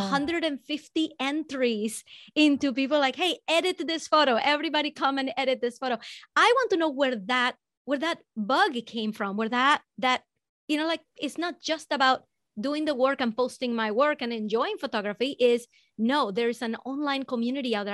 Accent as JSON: {"language": "English", "country": "Venezuela", "said": "I'm from Venezuela"}